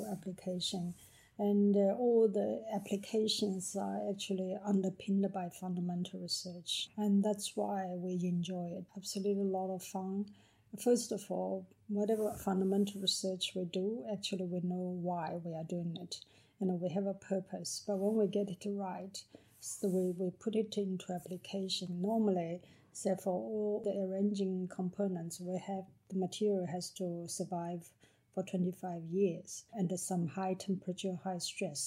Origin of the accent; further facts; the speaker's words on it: Jiangsu, China; moved away as an adult; now in Victoria, Australia; I was born in literally in a small village in China, in, mm-hmm, Jiangsu province